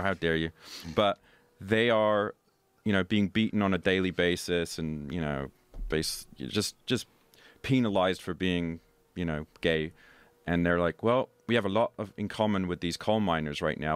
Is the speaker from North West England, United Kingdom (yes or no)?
no; London, United Kingdom; I was born and raised in London, very cosmopolitan.